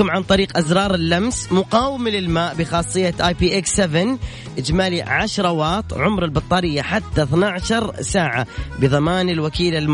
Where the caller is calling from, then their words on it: Riyadh, Riyadh Province, Saudi Arabia; من وين من الرياض انا من الرياض